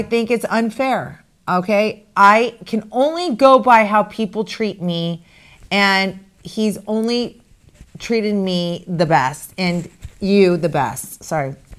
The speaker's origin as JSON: {"language": "English", "region": "Arizona", "country": "United States", "moved": "as an adult", "said": "I'm from Arizona, but I haven't lived in Arizona since two thousand and four"}